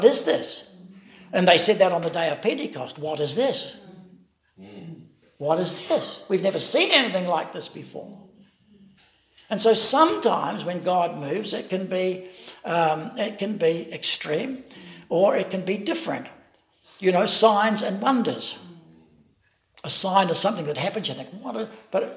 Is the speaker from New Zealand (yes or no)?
yes; Wellington, New Zealand; I was brought up in the Elam Church in Wellington